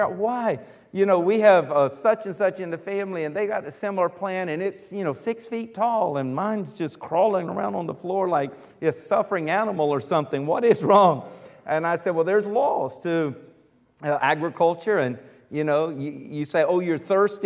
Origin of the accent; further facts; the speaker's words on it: United States; I'm from America. I was born here in America